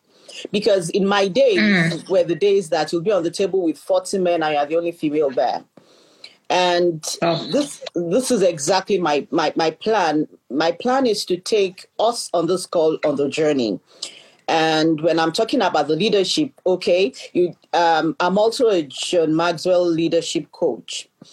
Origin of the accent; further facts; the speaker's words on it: Nairobi, Kenya; I pride myself being an African because I was born in the East and I grew up in the West. So I was born in Nairobi, Kenya. My father was a diplomat.